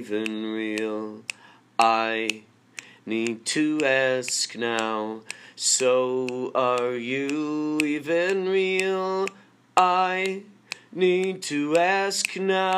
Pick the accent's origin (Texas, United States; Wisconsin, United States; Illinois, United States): Illinois, United States; Carol Stream; Growing up in Carroll Stream